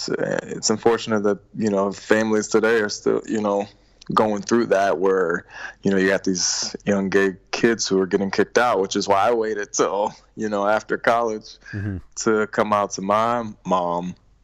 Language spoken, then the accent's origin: English; Richmond, Virginia, United States; born or raised there